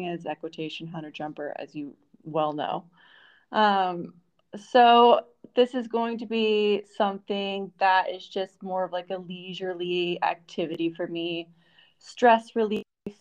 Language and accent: English; Florida, United States; also born or lived in New York; now in Italy; I am originally from Florida, and I moved to New York